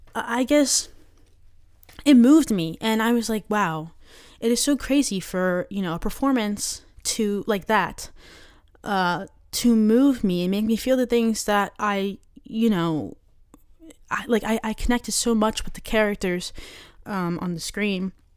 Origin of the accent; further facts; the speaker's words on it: Maryland, United States; I'm from Maryland.